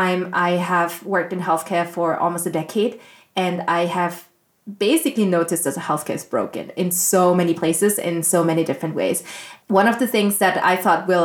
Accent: Austria; I grew up in Austria

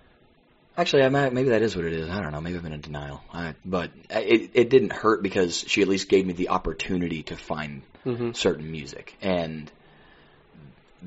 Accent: Bible Belt, Southern United States, United States; now in Nashville, United States; I'm from the Bible Belt

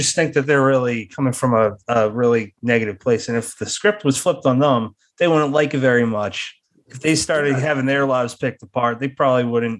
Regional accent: United States; I'm American

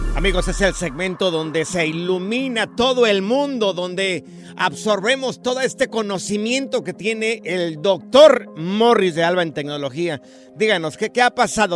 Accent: Jalisco, Mexico; estoy en la Plaza de Toros allá de mi rancho, aquí en el estadio, en el estado de Jalisco, allá en Miraplanes

